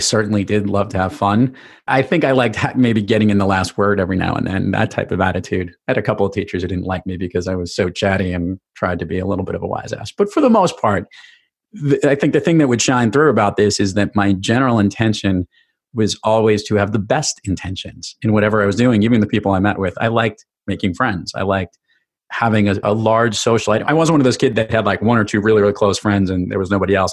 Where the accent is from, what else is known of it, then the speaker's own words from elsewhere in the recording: New York City, New York, United States; growing up in New York City